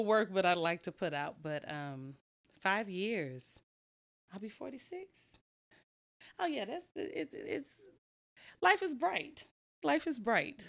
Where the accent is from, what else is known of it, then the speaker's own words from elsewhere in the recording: Lake Jackson, Texas, United States; now in Houston, United States; I'm from Lake Jackson, Texas